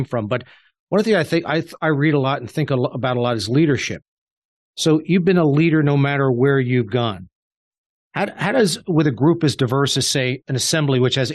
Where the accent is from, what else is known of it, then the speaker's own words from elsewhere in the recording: Suffern, New York, United States; moved away as an adult; now in Short Hills, United States; We grew up in Suffern, New York, just over the border of New Jersey, you know, literally a nine iron from New Jersey, just in Rockland County, New York.